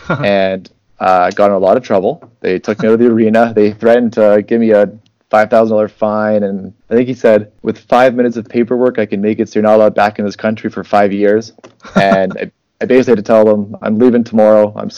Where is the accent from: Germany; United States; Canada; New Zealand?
Canada; St. Albert, Alberta; So I'm from St. Albert, Alberta, Canada. It's just north of Edmonton.